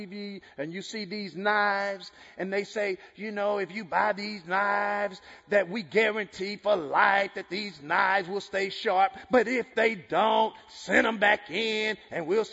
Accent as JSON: {"language": "English", "region": "Texas", "country": "United States", "said": "I'm from Texas"}